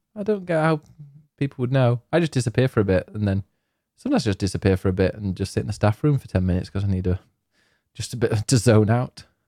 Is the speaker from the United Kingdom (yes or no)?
yes; Yorkshire and the Humber, United Kingdom; I'm from Yorkshire